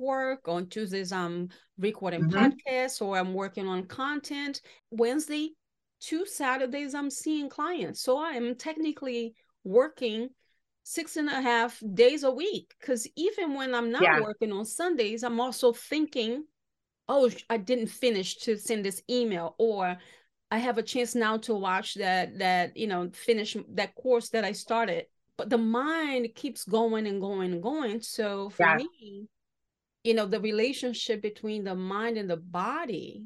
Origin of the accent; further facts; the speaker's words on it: Salvador, Bahia, Brazil; now in United States; my hometown, Salvador Bahia in Brazil